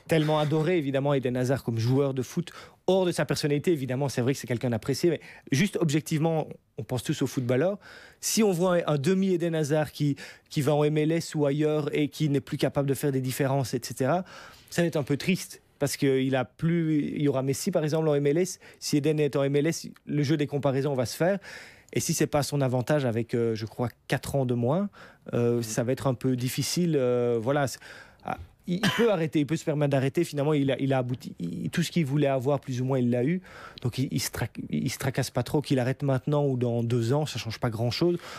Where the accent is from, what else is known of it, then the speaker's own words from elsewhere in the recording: Belgium; on est belge